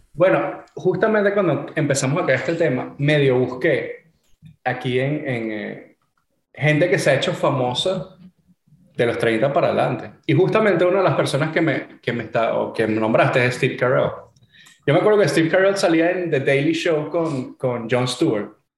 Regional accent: Venezuela; moved away; also born or lived in Florida, United States / California, United States; yo al final soy venezolano

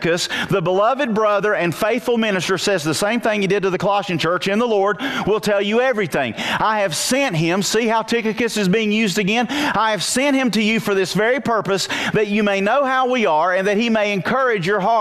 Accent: Wilkes County, North Carolina, United States; I'm a nobody from Wilkes County. I went to West Wilkes High School, graduated, went to Appalachian

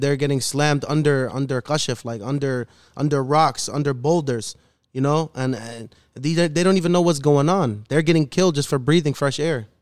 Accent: Chicago, Illinois, United States; I'm born and raised in the city of Chicago, the city of the wind, as they call it, Chirac

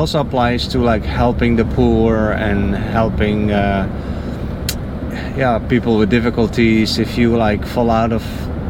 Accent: Netherlands; now in United States; I'm from the Netherlands

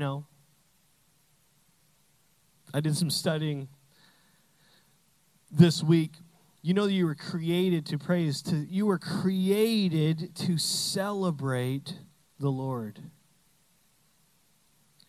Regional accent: Canada; now in United States; I'm Canadian. I say flag weird.

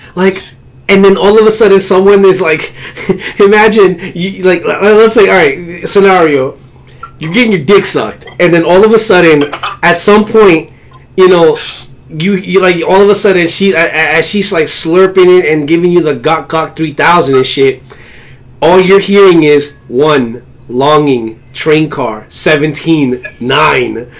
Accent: New York, United States; as a New Yorker

